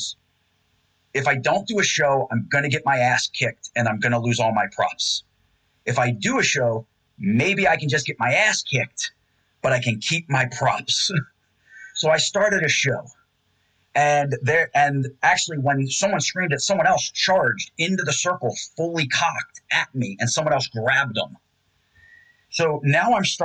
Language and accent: English; Randallstown, Maryland, United States; I grew up in Randallstown